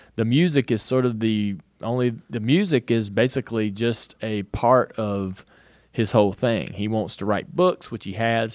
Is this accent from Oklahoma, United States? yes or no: no; North Carolina, United States; I grew up in North Carolina